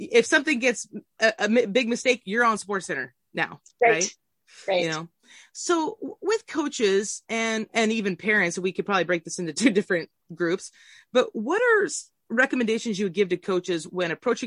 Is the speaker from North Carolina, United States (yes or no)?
no; Southern Oregon, United States; I grew up in Southern Oregon.